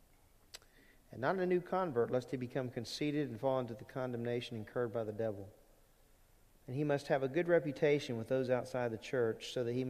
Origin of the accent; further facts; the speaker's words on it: Lake Charles, Louisiana, United States; moved away; when I was growing up in Louisiana, we had elders at Lake Charles Bible Church